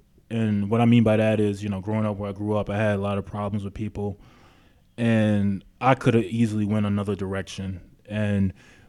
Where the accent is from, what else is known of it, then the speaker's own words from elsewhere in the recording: Queens, New York, United States; now in Long Beach, United States; I'm from South Jamaica, Queens. I've been living in Long Beach now for 10 years.